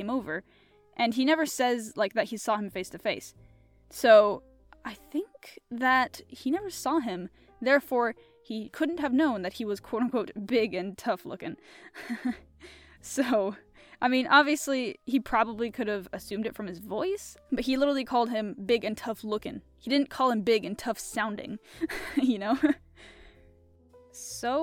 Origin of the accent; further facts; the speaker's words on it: United States; I'm American